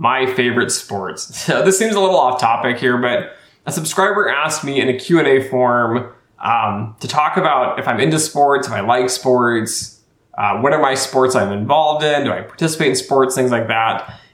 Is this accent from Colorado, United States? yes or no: yes; Colorado, United States; moved away; I was born in Colorado